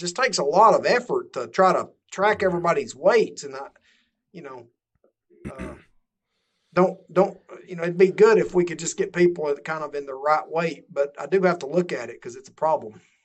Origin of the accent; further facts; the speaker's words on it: Georgia, United States; my home state of Georgia